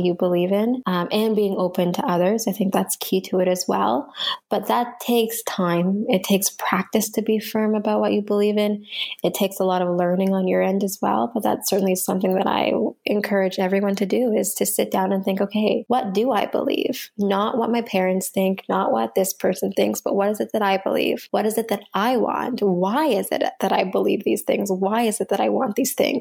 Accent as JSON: {"language": "English", "country": "Canada", "said": "here in North America or as a Canadian"}